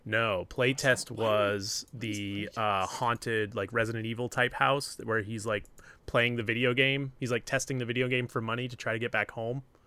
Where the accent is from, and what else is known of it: New Hampshire, United States; born or raised there; moved away